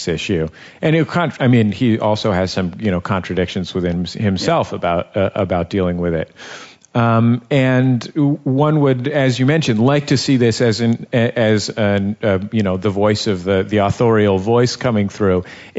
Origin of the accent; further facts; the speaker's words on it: San Francisco, California, United States; now in Los Angeles, United States; I'm from San Francisco